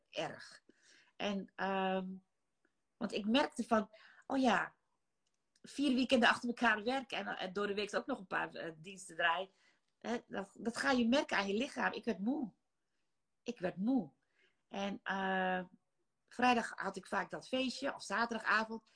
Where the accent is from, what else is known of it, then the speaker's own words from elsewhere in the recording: Netherlands; also born or lived in Maluku Islands (ancestry); Ik ben in Nederland geboren.